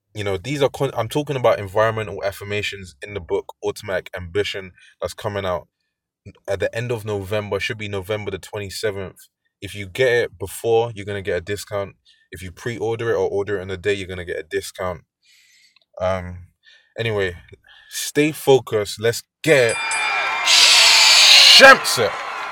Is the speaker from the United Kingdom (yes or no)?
yes; London, United Kingdom; I'm from London